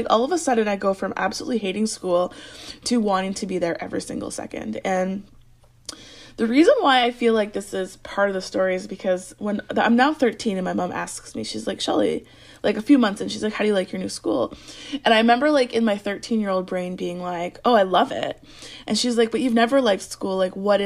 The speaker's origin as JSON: {"language": "English", "region": "Alberta", "country": "Canada", "tie": "born or raised there", "said": "I grew up in Alberta, which is above Montana."}